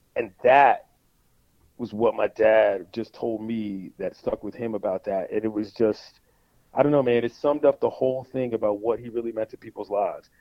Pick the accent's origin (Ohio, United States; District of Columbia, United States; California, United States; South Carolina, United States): District of Columbia, United States; Washington; being from DC